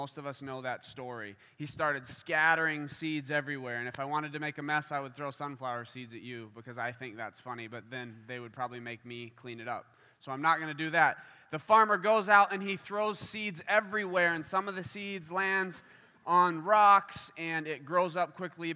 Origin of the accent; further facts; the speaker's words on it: Kansas, United States; now in Michigan, United States; I'm from Kansas